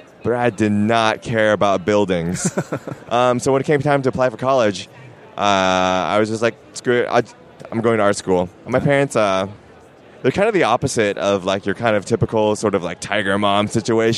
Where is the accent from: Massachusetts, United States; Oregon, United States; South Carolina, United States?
Oregon, United States; Portland; I'm from Portland